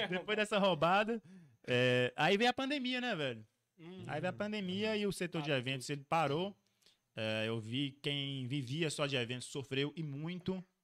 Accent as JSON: {"language": "Portuguese", "town": "Montes Claros", "region": "Minas Gerais", "country": "Brazil", "said": "Falei assim, ô, oh, sou de Montes Claros. Cara, onde é que fica Montes Claros? Norte de Minas."}